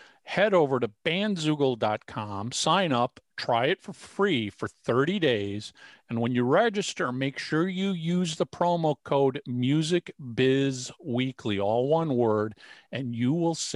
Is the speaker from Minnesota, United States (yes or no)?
yes; Minnesota, United States; And I was born and raised in Minnesota.